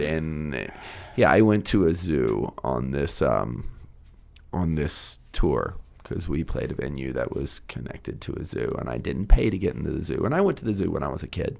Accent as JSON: {"language": "English", "town": "Richmond", "region": "Virginia", "country": "United States", "also_born_or_lived": "Cape Fear, North Carolina", "said": "I'm from the East Coast"}